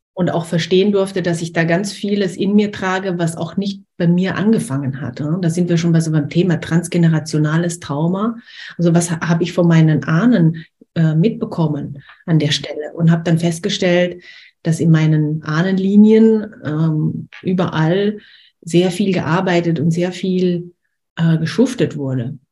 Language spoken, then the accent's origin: German; Liechtenstein; also born or lived in Austria; now in France; ich bin in Österreich geboren, in Liechtenstein aufgewachsen